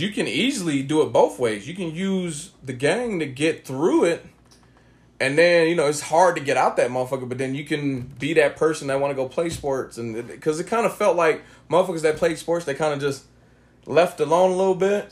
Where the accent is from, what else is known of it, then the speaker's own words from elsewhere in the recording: Oakland, California, United States; growing up in Oakland, California